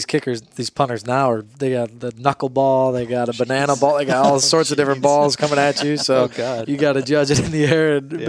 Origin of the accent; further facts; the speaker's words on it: Barrington Hills, Illinois, United States; moved away as an adult; I flew back to Illinois, where I'm from.